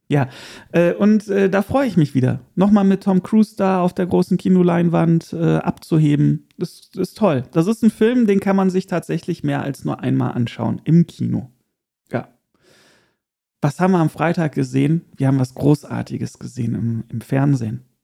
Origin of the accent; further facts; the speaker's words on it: Erkelenz, North Rhine-Westphalia, Germany; Ich war ja vor kurzem mit Erkelenz, meiner Heimat.